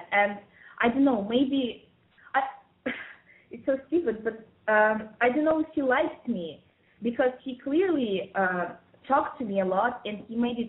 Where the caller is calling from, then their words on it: Moscow, Russia; calling from Moscow again